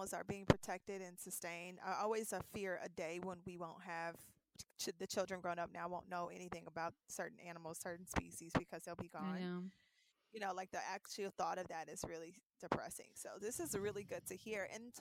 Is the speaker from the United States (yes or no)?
yes; Cincinnati, Ohio, United States; That's my hometown